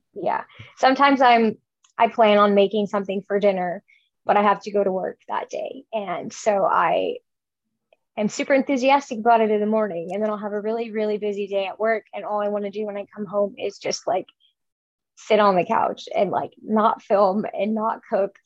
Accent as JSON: {"language": "English", "town": "Chicago", "region": "Illinois", "country": "United States", "tie": "born or raised there", "moved": "as an adult", "lives_now": "Nebraska, United States", "said": "I grew up in Chicago"}